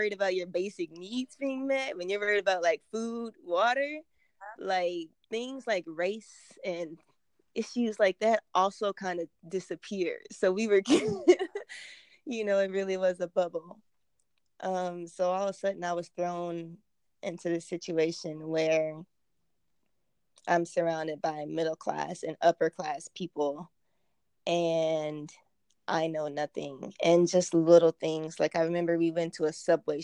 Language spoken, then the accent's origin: English; rural Kentucky, United States; moved away as an adult; also born or lived in Miami; I'm from very poor rural Kentucky